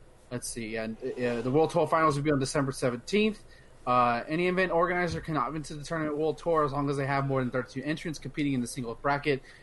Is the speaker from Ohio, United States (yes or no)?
no; Austin, Texas, United States; within my hometown